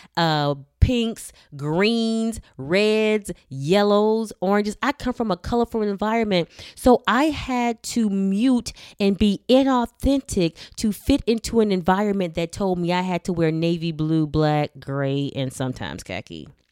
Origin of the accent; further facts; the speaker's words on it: Miami, Florida, United States; I was born and raised in Miami, Florida